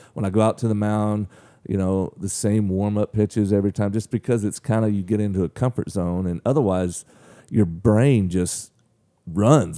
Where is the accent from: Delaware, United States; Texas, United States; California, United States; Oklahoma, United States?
Oklahoma, United States; Mangum; moved away as an adult; also born or lived in Weatherford, Oklahoma; now in Frankfort, Illinois, United States; I was born there, but I was actually, I mean, I lived my whole entire life in Mangum. Um, I mean, I moved there when I was maybe one and, you know, lived there till I was, till I left high school